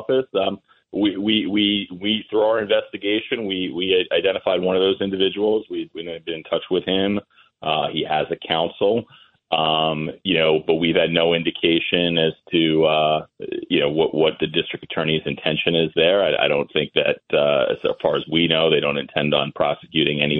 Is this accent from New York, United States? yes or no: yes; Massapequa, New York, United States; I grew up in Massapequa.